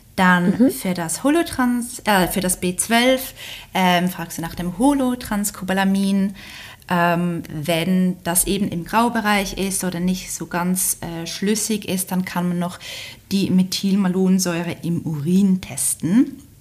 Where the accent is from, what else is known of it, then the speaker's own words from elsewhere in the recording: Switzerland; accent: Swiss; wie man hört, wahrscheinlich komme ich aus der Schweiz.